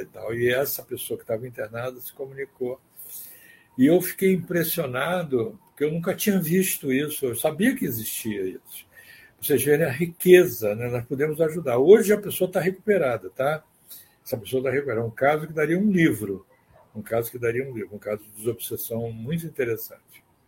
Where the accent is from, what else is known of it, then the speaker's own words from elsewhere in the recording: Salvador, Bahia, Brazil; nossa família era vizinho dele em Salvador, nós somos de Salvador